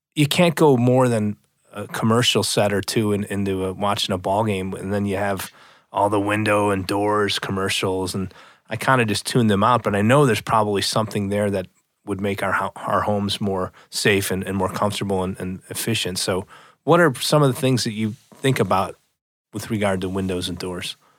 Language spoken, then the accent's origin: English; outside of Chicago, Illinois, United States; in my parents' home growing up outside of Chicago